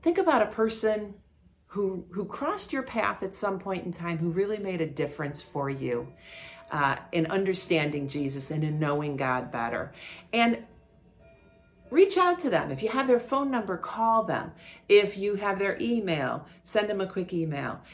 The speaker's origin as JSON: {"language": "English", "town": "Parma", "region": "Ohio", "country": "United States", "tie": "born or raised there", "said": "I grew up in Parma"}